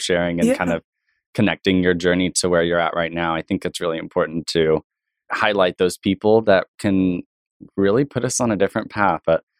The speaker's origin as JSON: {"language": "English", "town": "Tulsa", "region": "Oklahoma", "country": "United States", "said": "it was where my family's from and my home"}